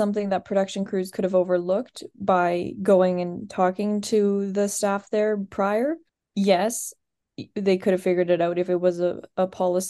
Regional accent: Midwest, United States; We are Midwestern.

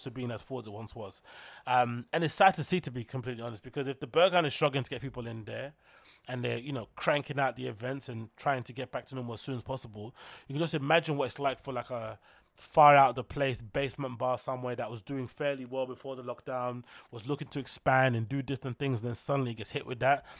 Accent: United Kingdom; As a Brit

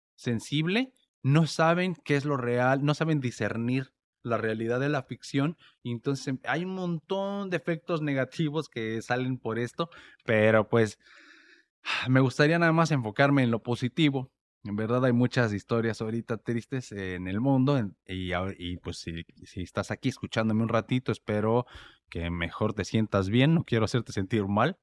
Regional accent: Mexico; now in United States; yo vivo en Estados Unidos y soy mexicano

